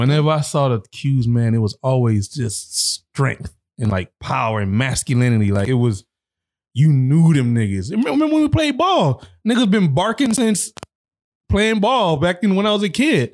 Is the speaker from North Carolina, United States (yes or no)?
no; South Florida, United States; I'm from South Florida